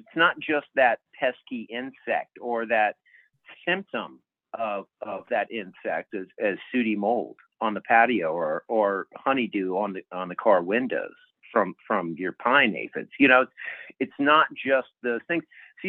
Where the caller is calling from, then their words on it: Denver, Colorado, United States; I am in Denver proper, Denver, Colorado, in the Rocky Mountain region here.